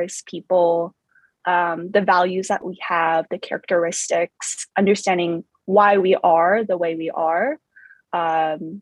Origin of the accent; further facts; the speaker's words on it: Southern California, United States; first language Vietnamese; English is a second language; I was born in the States. Both my parents came from Vietnam. I grew up in a suburb outside the 626 area